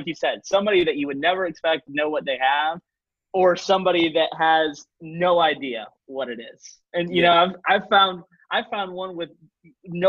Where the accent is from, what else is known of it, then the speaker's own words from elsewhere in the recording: Michigan, United States; I'm from Michigan